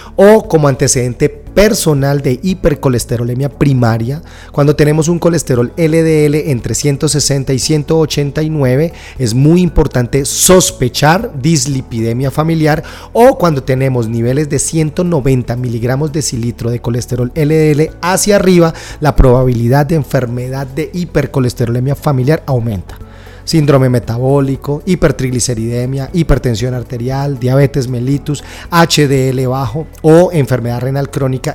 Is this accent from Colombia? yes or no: yes; Colombia; en mi país, Colombia